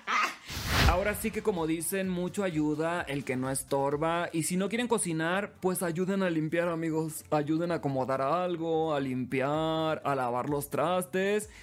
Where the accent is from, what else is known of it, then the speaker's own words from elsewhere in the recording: Los Mochis, Sinaloa, Mexico; moved away; desde mi ciudad natal, desde Los Mochis, Sinaloa, la ciudad que me vio crecer